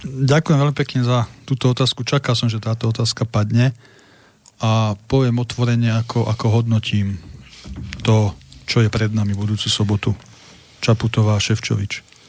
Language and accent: Slovak; Slovakia; Ja som Slovák